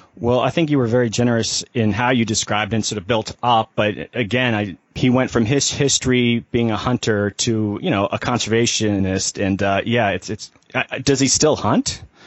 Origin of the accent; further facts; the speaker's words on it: Florida, United States; I'm from Florida